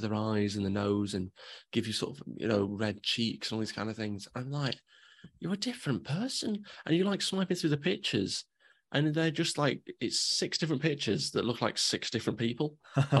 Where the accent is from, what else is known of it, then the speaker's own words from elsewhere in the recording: England, United Kingdom; I'm English.